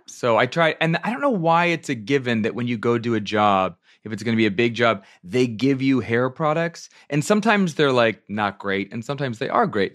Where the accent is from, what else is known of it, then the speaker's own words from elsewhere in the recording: Virginia, United States; also born or lived in upstate New York; I'm from Virginia. Well, I'm from, from upstate New York, but I was raised in Virginia, so I started going to arena stage as a kid